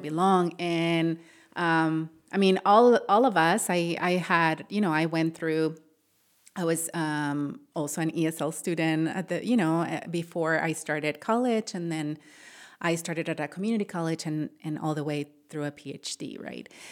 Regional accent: Matamoros, Tamaulipas, Mexico; now in Ohio, United States; I grew up in Matamoros

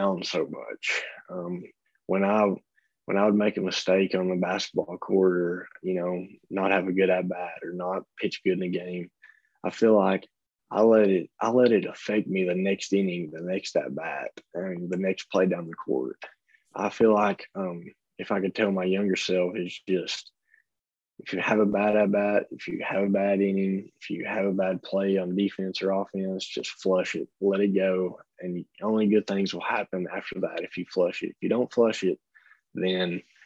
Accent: Tennessee, United States; I'm from Tennessee, and I've went to both of those stadiums to, you know, watch games as a little kid

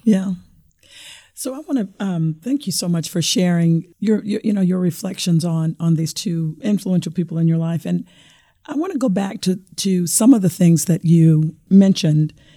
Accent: Arkansas, United States; moved away; I was born and raised in Arkansas

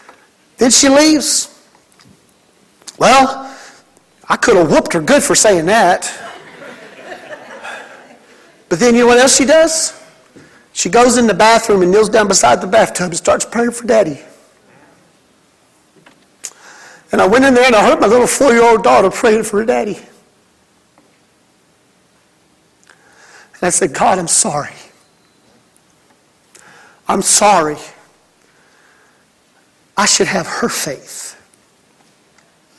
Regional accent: Mississippi, United States; my home state of Mississippi

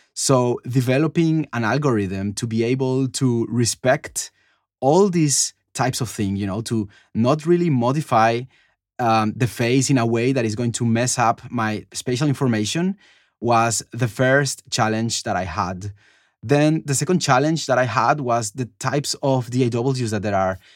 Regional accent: Cali, Valle del Cauca, Colombia; moved away; I'm from Cali. It's like the third city of Colombia

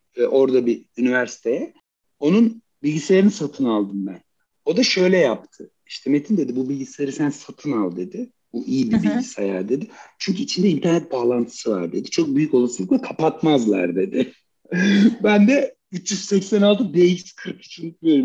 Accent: Turkey; erkeksiz bir yerde Türkiye gibi bir toplumda büyümek

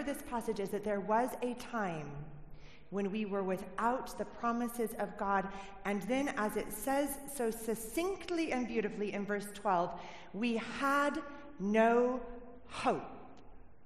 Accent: United States; moved away as an adult; now in Cornwall, United Kingdom; I'm originally from America

